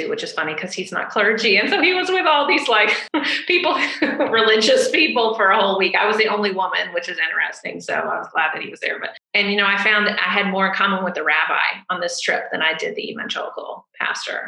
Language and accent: English; the South, United States; I'm from the South